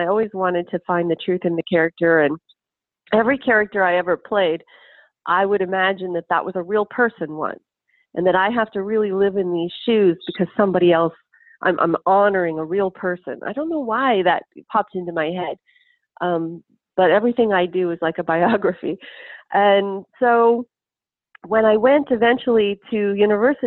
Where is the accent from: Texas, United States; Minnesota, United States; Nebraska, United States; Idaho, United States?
Nebraska, United States; Lincoln; I'm from Lincoln, Nebraska